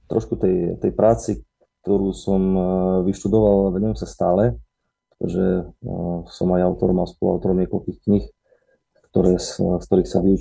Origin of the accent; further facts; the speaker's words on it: Bardejov, Prešov Region, Slovakia; also born or lived in Košice; pochádzam priamo z Bardiova. Môj otec je zo Stredného Slovenska, mama odtiaľ, z Bardiova. No a viac menej vyrastal som v Bardiove